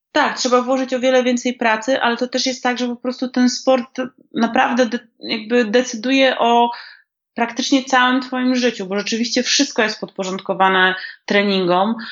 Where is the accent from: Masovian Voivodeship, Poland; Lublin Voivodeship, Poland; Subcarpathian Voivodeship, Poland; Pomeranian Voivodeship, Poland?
Masovian Voivodeship, Poland; Warsaw; Ja jestem dresiarą z Bemowa i się tego nie wstydzę. Nike po prostu na początku lat dziewięćdziesiątych, może drogie dzieci, nie wiedziałyście, to po prostu był szczyt szpanu i u mnie na dzielni